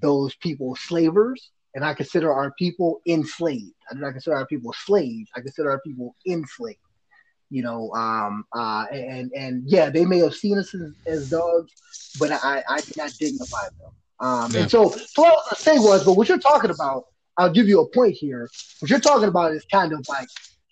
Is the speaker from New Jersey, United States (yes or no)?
no; Washington, District of Columbia, United States; I'm from Northwest DC. It's called Uptown, right? 1-4 zone.